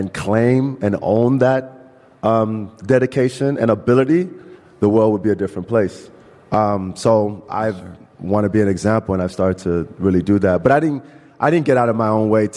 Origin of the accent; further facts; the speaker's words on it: Chicago, Illinois, United States; I grew up in Chicago. I grew up on the north side